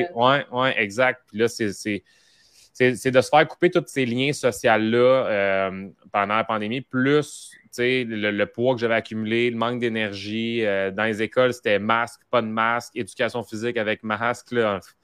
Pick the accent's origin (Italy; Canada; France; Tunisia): Canada; Mascouche, Quebec; j'étais de Mascouche